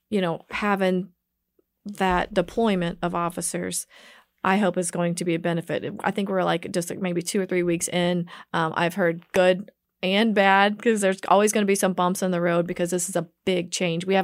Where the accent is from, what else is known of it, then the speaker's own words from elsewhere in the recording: Kansas City, Kansas, United States; I grew up in Kansas City, Kansas